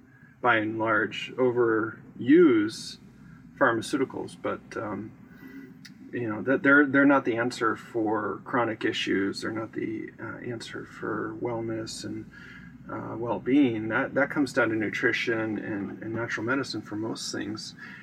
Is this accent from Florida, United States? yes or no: yes; Fort Myers, Florida, United States; I'm from Southwest Florida, from Fort Myers.